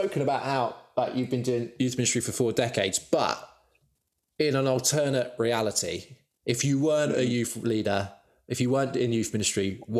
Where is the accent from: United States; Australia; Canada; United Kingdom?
United Kingdom; Devon, South West England; And now I'm from Devon.